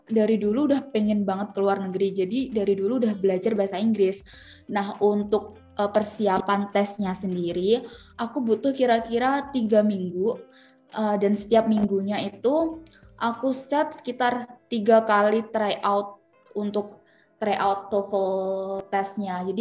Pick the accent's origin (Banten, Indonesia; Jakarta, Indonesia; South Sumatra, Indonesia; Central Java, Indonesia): Central Java, Indonesia; Semarang; Jadi aku asalnya dari Semarang, asal kampus dari Universitas PGRI Semarang